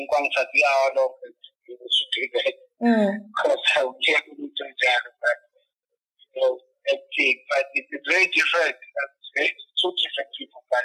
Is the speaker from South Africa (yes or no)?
yes; South Africa; We're from the bottom, we're from the ghetto, we're from Makaya